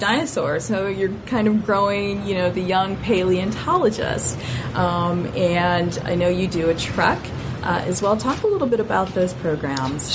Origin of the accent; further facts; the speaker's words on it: Lansing, Michigan, United States; my hometown of Lansing, Michigan